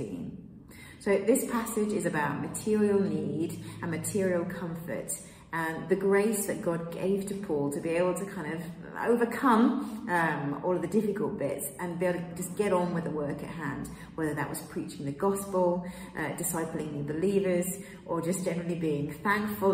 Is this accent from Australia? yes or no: no; England, United Kingdom; moved away as an adult; also born or lived in Kenya / Peruvian Amazon, Peru; now in Piura, Peru; I'm from the UK, I'm British. I was born in Kenya, but I grew up in England